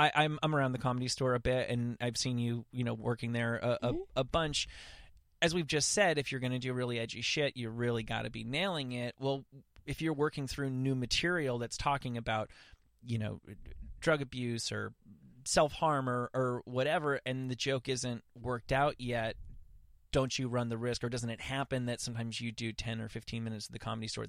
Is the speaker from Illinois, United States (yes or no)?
no; New Jersey, United States; oh, now I'm from New Jersey, so I can put myself pretty easily.